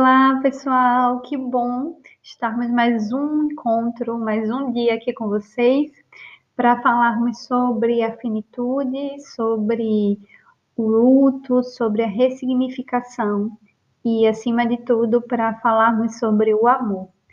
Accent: Recife, Pernambuco, Brazil; ela mora em Recife, no Brasil, onde eu nasci

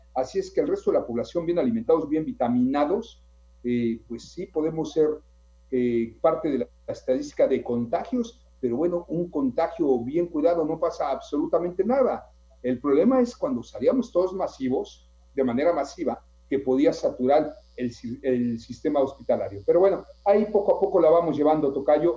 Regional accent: Mexico; somos hermanos, somos mexicanos

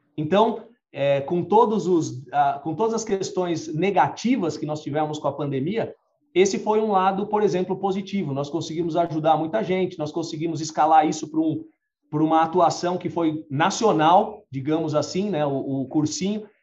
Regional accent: Brazil; nós, como brasileiros

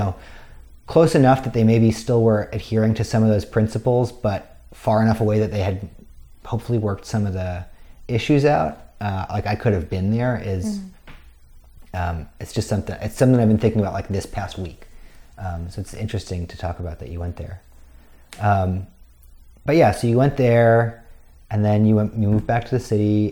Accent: Westchester, New York, United States; moved away as an adult; now in Pittsburgh, United States; I grew up in Westchester

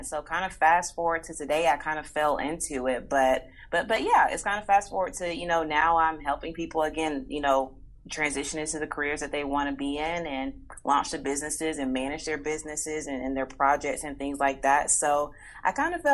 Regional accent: Atlanta, Georgia, United States; I am born and raised in Atlanta, Georgia, in the United States

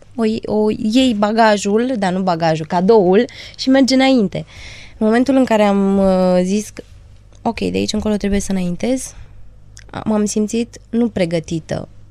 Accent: Transylvania, Romania; sunt din Ardeal

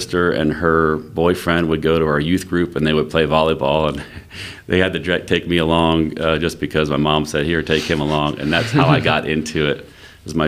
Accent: Pennsylvania, United States; moved away as an adult; now in Kansas, United States; I grew up in Pennsylvania, played in high school

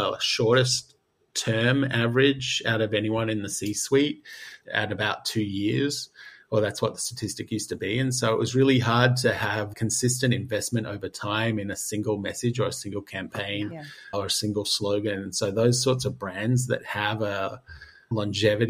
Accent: Australia; I'm Australian

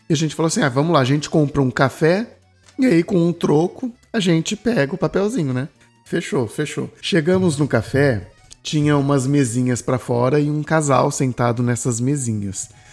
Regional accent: Brazil; vem eu, brasileiro, com as minhas cargas, com a minha história

